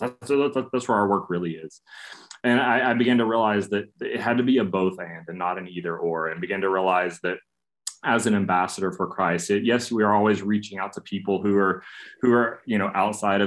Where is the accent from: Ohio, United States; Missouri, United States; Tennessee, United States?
Tennessee, United States; East; moved away; I grew up in a small town in East Tennessee, a very monocultural setting.